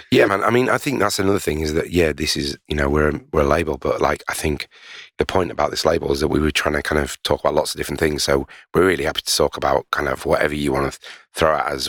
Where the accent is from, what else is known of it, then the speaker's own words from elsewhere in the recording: Leeds, Yorkshire and the Humber, United Kingdom; I'm a huge Leeds United fan 'cause I'm from Leeds